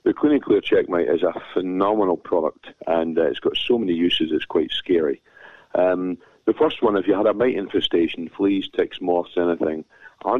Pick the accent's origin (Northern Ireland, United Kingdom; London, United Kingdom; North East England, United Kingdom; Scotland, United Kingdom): Scotland, United Kingdom; I'm a Scotsman.